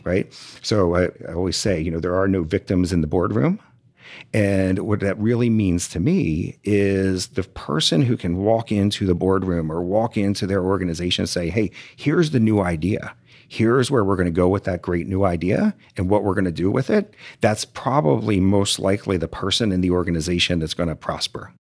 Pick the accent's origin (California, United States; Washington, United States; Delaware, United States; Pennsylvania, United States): Delaware, United States; moved away as an adult; now in Houston, United States; I'm a Yankee, I'm from Delaware